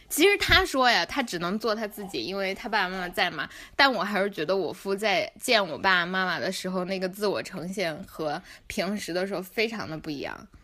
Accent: Chengdu, Sichuan, China; moved away; 一方面是我爸爸退休，然后，呃，他在装新家，我妈妈休假，所以我们全家可以在成都聚

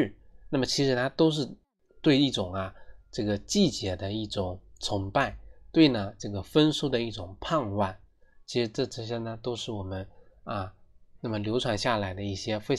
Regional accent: China; 其实这就是千百年来我们中华民族，我们中国人啊

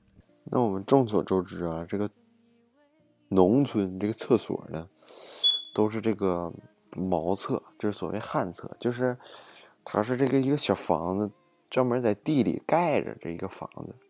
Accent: Northeast China, China; 我们东北话管揍就削嘛

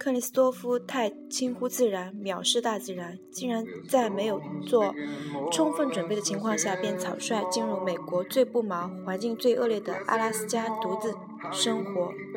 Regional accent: China; 我们中国人

